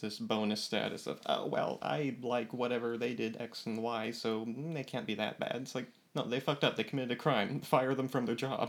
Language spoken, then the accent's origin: English; California, United States; also born or lived in Boston; now in Florida, United States; I was originally from California and moved down to Florida and had a 2-year jaunt to Boston, and we realized it was too cold and came back down here, Florida.